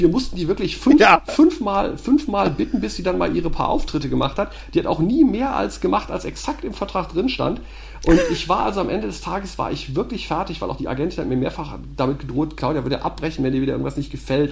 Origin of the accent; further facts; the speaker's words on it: Düsseldorf, North Rhine-Westphalia, Germany; in Düsseldorf, meiner Heimatstadt